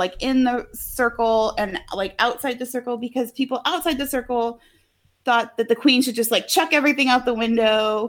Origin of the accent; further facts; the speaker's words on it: United States; we're American